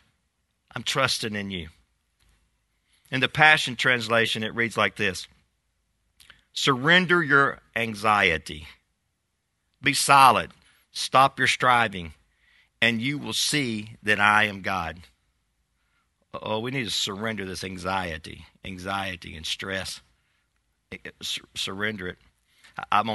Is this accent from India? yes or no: no; United States; we as American people